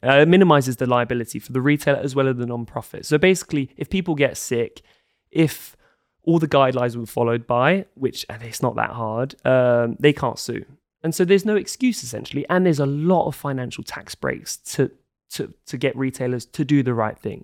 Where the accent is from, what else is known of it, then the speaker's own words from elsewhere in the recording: London, United Kingdom; moved away as an adult; also born or lived in Scotland / Denmark; I grew up in London, very kind of middle class, su-, suburban upbringing